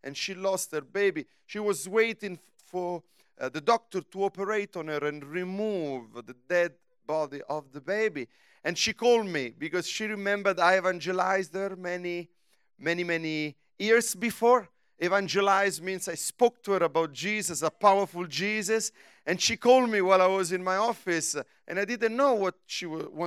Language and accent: English; Rome, Lazio, Italy; English is a second language; also born or lived in United States